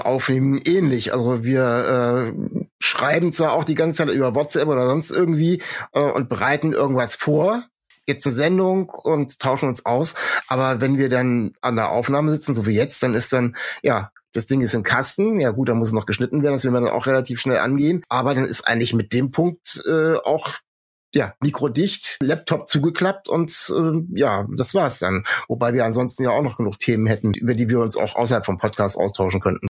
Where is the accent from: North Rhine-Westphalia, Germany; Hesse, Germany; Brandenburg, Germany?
Hesse, Germany; Kassel; now in Bremen, Germany; ich bin in Nordhessen aufgewachsen und meine äh, Eltern und Großeltern haben also mindestens untereinander noch komplett äh, nordhessisch gesprochen